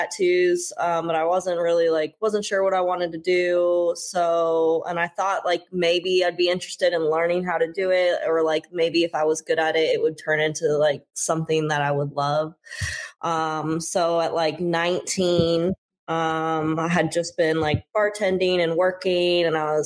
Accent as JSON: {"language": "English", "town": "Fruita", "region": "Colorado", "country": "United States", "tie": "born or raised there", "also_born_or_lived": "Meeker, Colorado", "said": "I was born in Meeker. And then grew up on a farm in Fruita, just out in the sticks."}